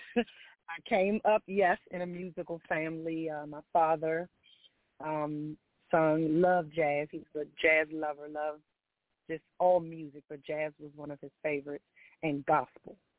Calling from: DMV area, Maryland, United States; also born or lived in Washington, D.C.; I am calling from Maryland, um, in the DMV area

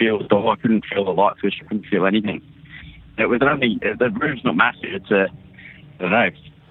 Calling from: Sydney, New South Wales, Australia; Yeah, we've got a fun story. Australia. Sydney, Australia.

